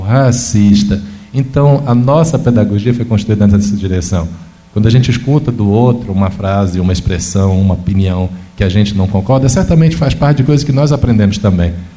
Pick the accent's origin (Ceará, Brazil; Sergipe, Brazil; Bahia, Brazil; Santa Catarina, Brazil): Bahia, Brazil; interior of; now in Minas Gerais, Brazil; do interior da Bahia, onde eu nasci